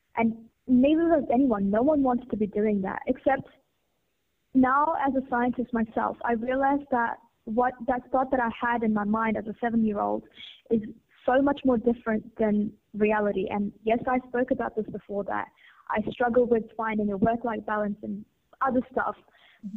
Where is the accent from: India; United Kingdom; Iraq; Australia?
India; growing up in India